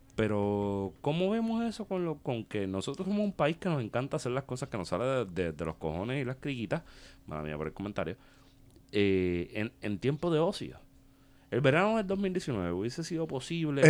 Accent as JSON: {"language": "Spanish", "country": "Puerto Rico", "said": "nosotros como boricuas"}